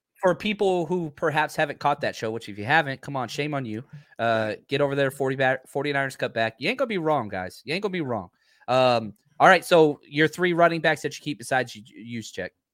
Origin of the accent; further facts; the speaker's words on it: Dallas, Texas, United States; I'm from Dallas